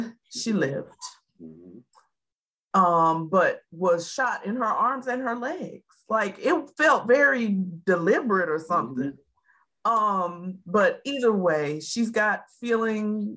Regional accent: Atlanta, Georgia, United States; I'm from Atlanta and I am very versed in all of Atlanta, Southwest, Northeast

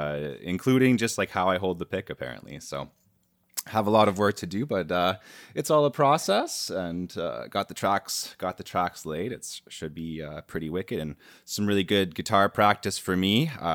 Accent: Canada; I'm a Canadian guy.

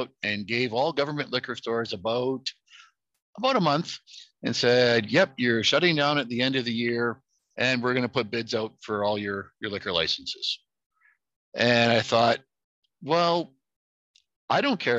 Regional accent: Alberta, Canada; moved away; I grew up in Alberta when they privatized liquor stores there in the 90s

